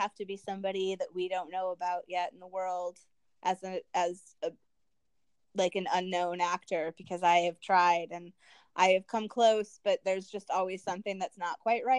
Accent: Bloomington, Minnesota, United States; moved away; I love Bloomington. I'm happy that I lived there. My family still lives there

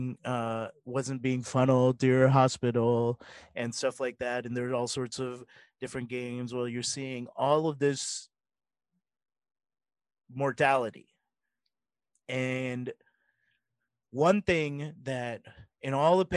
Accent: Mississippi, United States

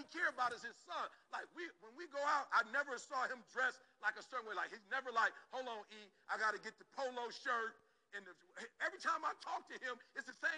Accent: Detroit, Michigan, United States; I'm from Detroit

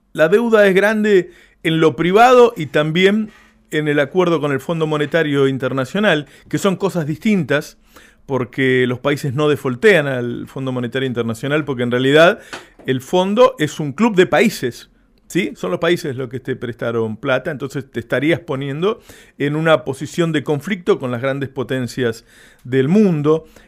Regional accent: Argentina; un, país como el nuestro

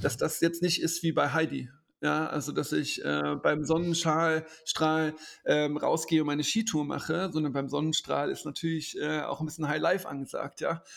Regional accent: Koblenz, Rhineland-Palatinate, Germany; in Koblenz, meiner Heimatstadt

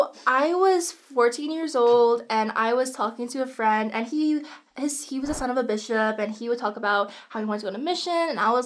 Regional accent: Cedar City, Utah, United States; also born or lived in San Diego / Guam / Virginia Beach; I'm from Cedar City. I live in San Diego, Guam, Virginia Beach, military kid.

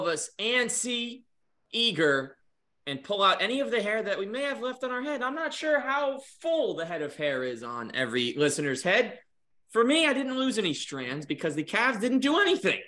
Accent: New Jersey, United States; I grew up in New Jersey

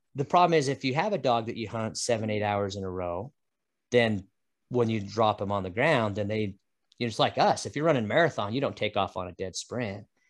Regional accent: Utah, United States; now in Idaho, United States; I grew up in Utah chasing Chuckers

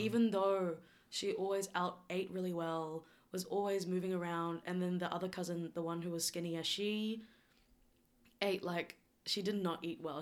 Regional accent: New Zealand; also born or lived in South Korea; And then I moved to New Zealand and I grew up predominantly in New Zealand

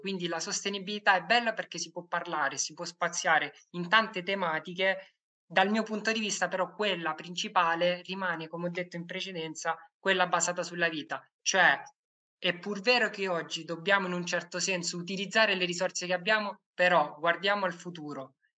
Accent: Lecce, Apulia, Italy; Io vengo, io vengo da Lecce

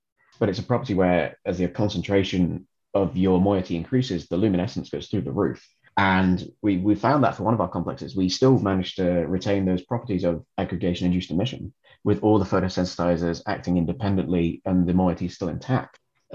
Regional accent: England, United Kingdom; moved away as an adult; also born or lived in Dublin, Ireland; now in Amsterdam, Netherlands; being English, I did my undergraduate degree at the University of Hull

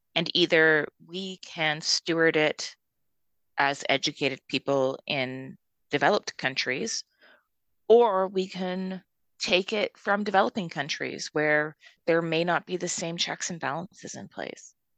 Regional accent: Calgary, Alberta, Canada; I'm from Calgary. I'm a Westerner

